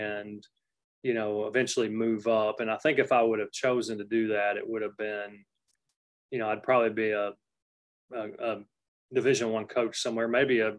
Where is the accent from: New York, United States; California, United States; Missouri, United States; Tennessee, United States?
Tennessee, United States; Cookeville; moved away as an adult; also born or lived in Grosse Pointe, Michigan; now in College Station, United States; That's where I'm from, Cookeville, Tennessee. Very proud